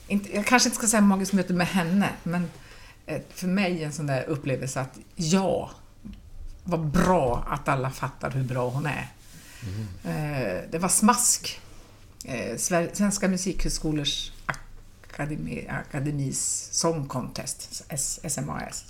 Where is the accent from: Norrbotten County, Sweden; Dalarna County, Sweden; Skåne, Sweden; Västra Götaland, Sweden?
Norrbotten County, Sweden; Pajala; now in Gothenburg, Sweden; jag är ändå från Pajala